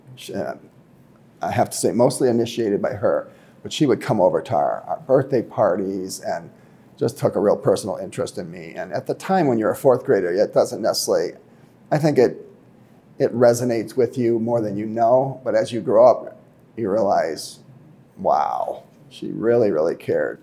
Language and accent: English; Fort Atkinson, Wisconsin, United States; also born or lived in Saint Louis, Missouri / Michigan; I was born in Saint Louis, Missouri. I grew up in Fort Atkinson, Wisconsin